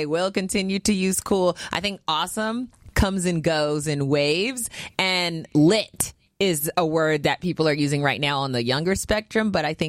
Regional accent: Bay Area, California, United States; I grew up in the Bay Area. That's West Coast

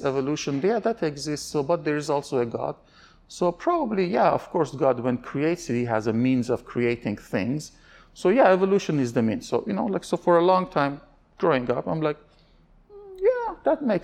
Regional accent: Iran; I'm an Armenian, but I was born in Iran.

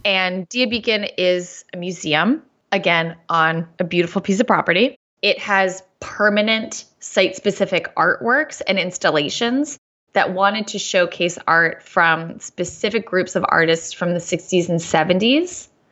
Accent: Chatham, New York, United States; I grew up in the Hudson Valley

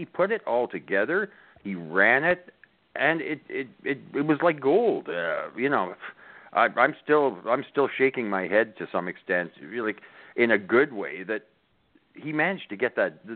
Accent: Canada; I'm a Canadian

